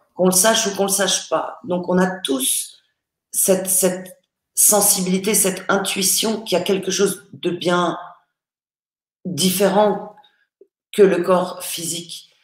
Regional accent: Paris, Île-de-France, France; je suis née à Paris

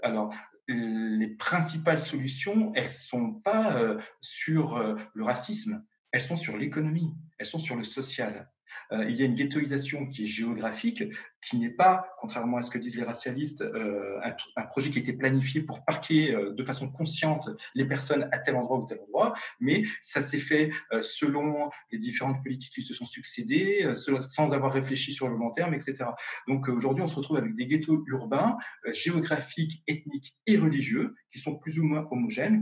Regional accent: France; je suis français, même si je suis d'origine tunisienne, moi, je suis français

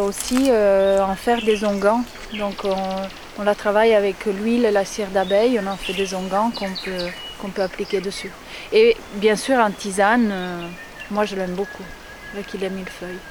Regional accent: Italy; je suis italienne

